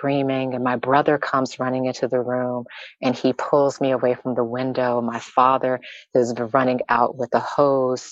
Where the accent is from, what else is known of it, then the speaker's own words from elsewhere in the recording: the South, United States; I grew up in the South